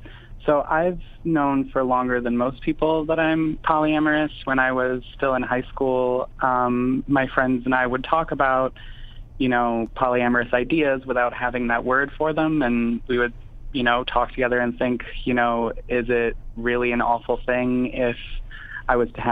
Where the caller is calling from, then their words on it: Madison, Wisconsin, United States; I am in Madison, Wisconsin.